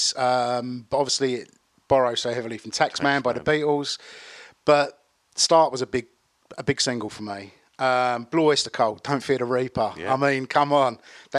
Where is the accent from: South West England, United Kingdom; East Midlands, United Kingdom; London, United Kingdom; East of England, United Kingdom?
East of England, United Kingdom; Basildon; I grew up in Basildon.